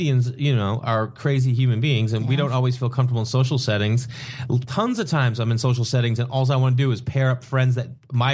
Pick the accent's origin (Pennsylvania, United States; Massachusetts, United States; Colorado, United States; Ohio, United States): Massachusetts, United States; Boston; I grew up in Boston